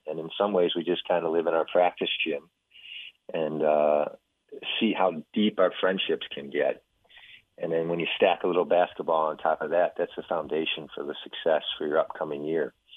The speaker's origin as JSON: {"language": "English", "region": "Midwest", "country": "United States", "tie": "born or raised there", "moved": "yes", "lives_now": "Waco, United States", "said": "growing up in the Midwest in the public school"}